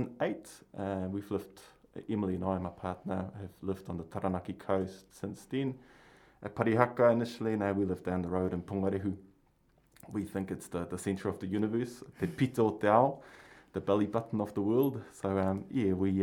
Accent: Basel, Basel-Stadt, Switzerland; moved away as an adult; also born or lived in Palmerston North, New Zealand; now in New Zealand; I grew up in Switzerland on the other side of the planet, so my mountains are gigantic and huge, covered in snow most of the time of the year. And I grew up in a city called Basel

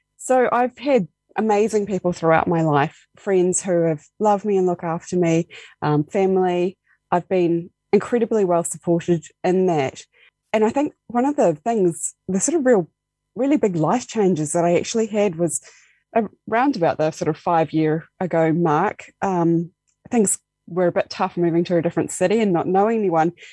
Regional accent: Dunedin, Otago, New Zealand; moved away as an adult; now in Invercargill, New Zealand; I moved originally from Dunedin. That's where I grew up.

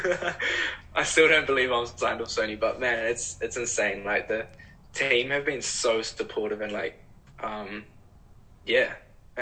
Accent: Whangamata, Waikato, New Zealand; growing up in Whanga.

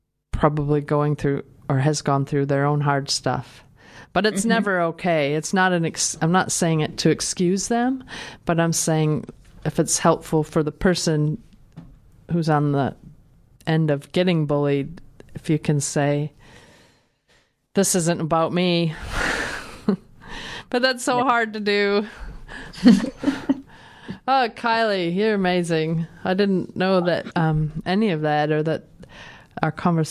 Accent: Minnesota, United States; moved away as an adult; also born or lived in New Zealand; now in Dunedin, New Zealand; I come from Minnesota, which is, I grew up in a very sort of white middle class area

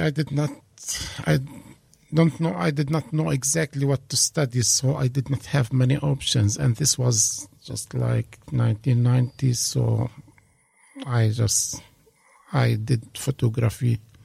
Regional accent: Hebron, West Bank, Palestine; English is a second language; moved away as an adult; also born or lived in Italy; now in Dunedin, New Zealand; I was born in 1966 in a city called Hebron, and. Uh, raised and they grew up there in Hebron.

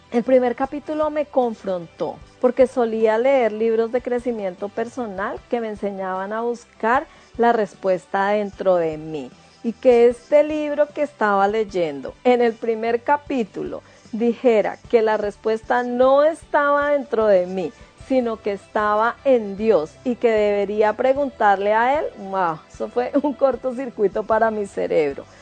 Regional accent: Ibagué, Tolima, Colombia; moved away as an adult; also born or lived in Bogotá, Colombia; now in New Zealand; soy de Bogotá, Colombia. Me crié en Ibagué, Tolima, y luego regresé a Bogotá en el año 93.

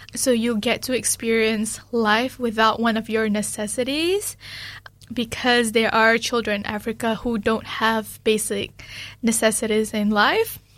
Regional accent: Malaysia; now in New Zealand; especially being Malaysian, that is very important for me too

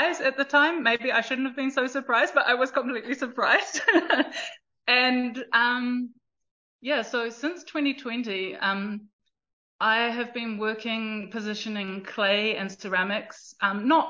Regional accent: South Taranaki, New Zealand; also born or lived in Auckland, New Zealand; since I was three, I have been based in South Taranaki in terms of my parents and my family connection, and definitely grew up under the mountain

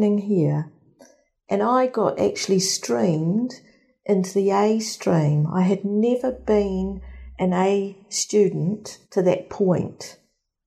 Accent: Lower Hutt, Wellington, New Zealand; I grew up in Nainai

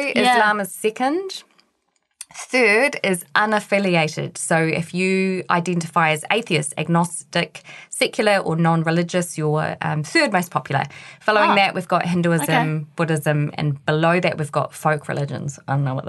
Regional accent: New Zealand; As a Kiwi

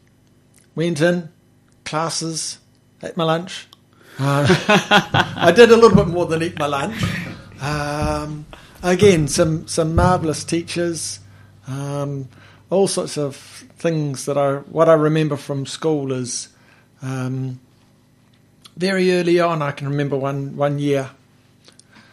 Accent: Taradale, Hawke's Bay, New Zealand; I grew up here in Hawke's Bay, over in not far from Green Meadows. I lived in a lovely little neighbourhood called Jervis Town

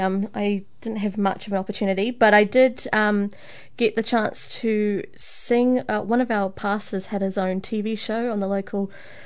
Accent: Christchurch, Canterbury, New Zealand; I was born in Christchurch, New Zealand.

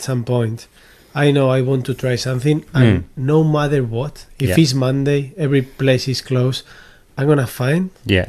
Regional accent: Basque Country, Spain; now in New Zealand; I am from the Basque Country.

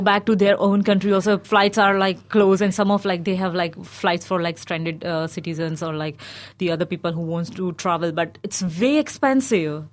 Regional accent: India; moved away as an adult; now in Dunedin, New Zealand; But I grew up in India.

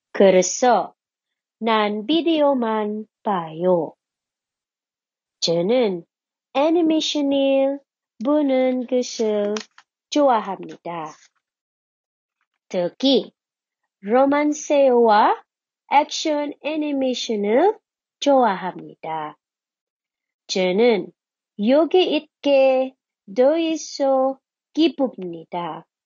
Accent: Philippines; English is a second language; How are you? I hope you are well. I am from the Philippines. I have two siblings.

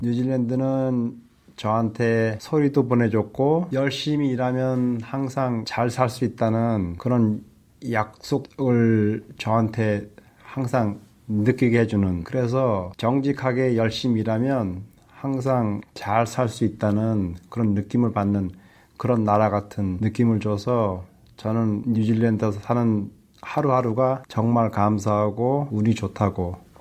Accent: Suwon, Gyeonggi Province, South Korea; moved away as an adult; also born or lived in Yongin, South Korea / Pyeongtaek, South Korea / Canada; now in New Zealand; 한국 용인에서 태어났고 수원에서 초중고등학교를 나왔고요.

